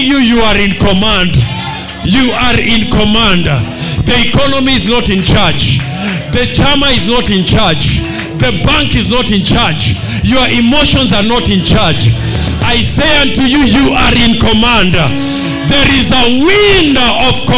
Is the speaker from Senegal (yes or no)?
no; Kenya; being a Kenyan, of being a black man, of being a Luo man, of being an African man.